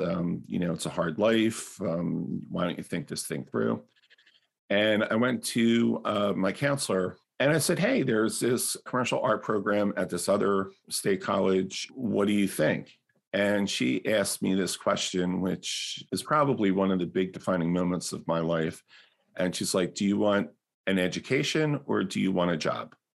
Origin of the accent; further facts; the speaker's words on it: New Jersey, United States; also born or lived in South Philadelphia; when we moved from South Philadelphia to South Jersey, in the sixties of the next year, and my father set up this big garden in our backyard.